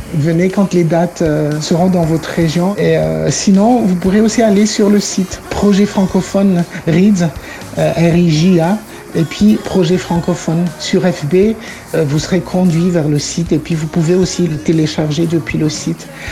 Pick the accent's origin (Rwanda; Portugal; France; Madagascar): Madagascar; also born or lived in Réunion; mon pays Natal, Madagascar